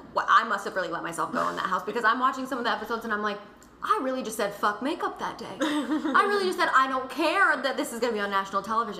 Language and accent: English; Minnesota, United States; We're from Minnesota.